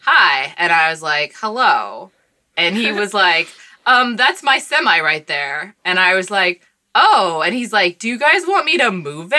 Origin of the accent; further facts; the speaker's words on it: Washington, United States; moved away; I'm from Washington State